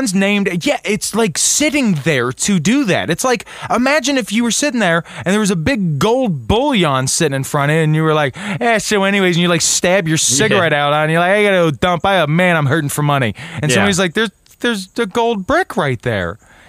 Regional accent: Minneapolis, Minnesota, United States; I'm from Minneapolis. I've never seen the desert.

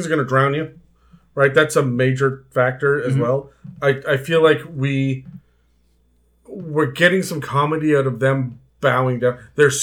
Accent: Canada; I'm Canadian too

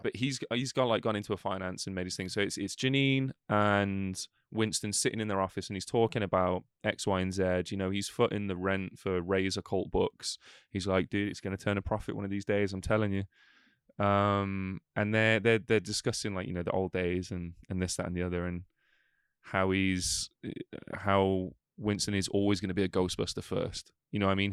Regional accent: United Kingdom; we're British as well.

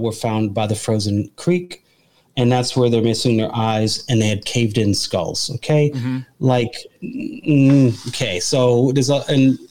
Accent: New York, United States; I'm from New York.

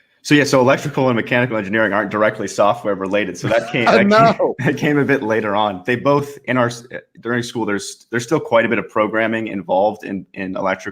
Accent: Portland, Oregon, United States; born there; also born or lived in British Columbia; So yeah, I was born in the States, actually. So I was born in Oregon, in Portland, Oregon, and moved around a bit as I grew up.

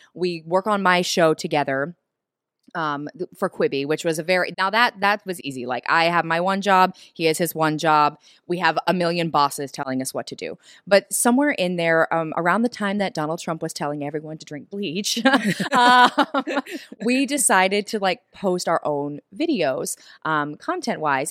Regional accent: the South, United States; moved away as an adult; also born or lived in Los Angeles, California; I grew up in the South

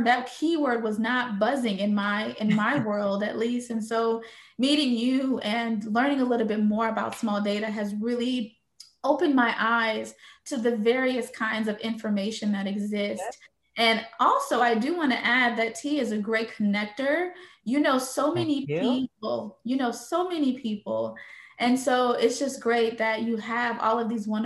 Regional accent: St. Louis, Missouri, United States; moved away as an adult; also born or lived in Haiti; now in Fort Lauderdale, United States; I was born in Haiti, but I was raised in St. Louis, Missouri

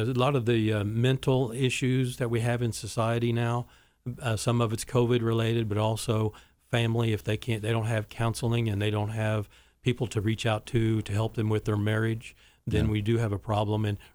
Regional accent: Wichita, Kansas, United States; growing up in Wichita

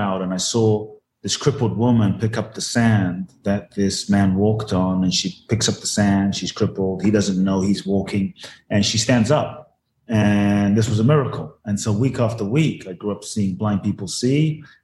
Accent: London, United Kingdom; moved away as an adult; also born or lived in Ghana / Los Angeles, United States; now in Miami, United States; I was born in Ghana, West Africa. My father's from Ghana. My mother's Japanese. I grew up in London from the age of 3 to 18, then from 18 to now, Los Angeles pretty much, and now Miami, so the U.S.

